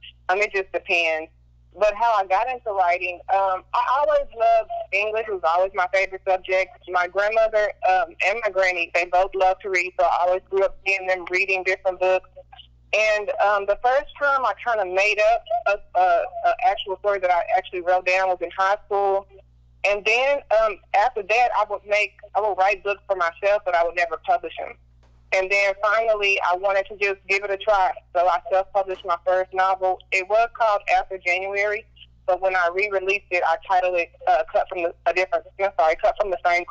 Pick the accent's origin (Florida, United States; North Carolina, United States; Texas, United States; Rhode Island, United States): Texas, United States; Corsicana; moved away as an adult; now in Dallas, United States; I'm from Corsicana